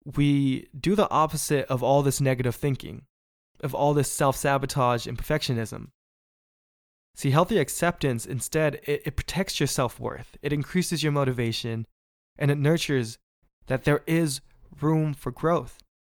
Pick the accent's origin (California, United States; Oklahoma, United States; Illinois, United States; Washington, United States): California, United States; Bay Area; I'm from the Bay Area where we really support our own